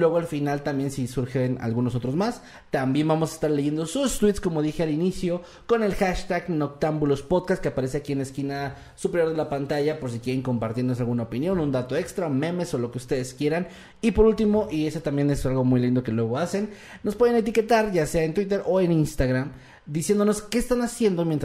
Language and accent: Spanish; Utica, New York, United States; Yo soy de Útica y nunca escuché el término hamburguesas.